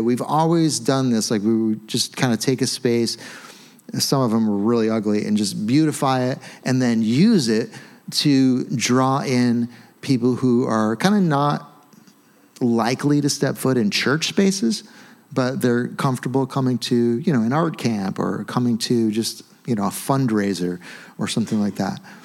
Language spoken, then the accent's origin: English; United States; we're American